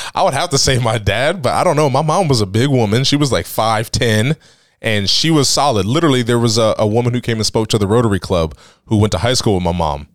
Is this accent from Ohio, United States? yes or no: yes; Tuscarawas County, Ohio, United States; I grew up on Washington Street